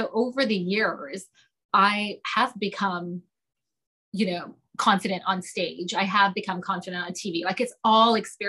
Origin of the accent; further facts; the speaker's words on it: Toronto, Ontario, Canada; moved away as an adult; now in London, United Kingdom; the minute I moved to London from Toronto, all I remember, honestly, when I was 18 or whenever I moved, was like $3 to a pound.